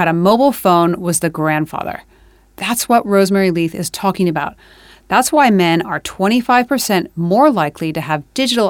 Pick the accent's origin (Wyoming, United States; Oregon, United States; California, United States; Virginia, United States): California, United States; moved away; my home state of California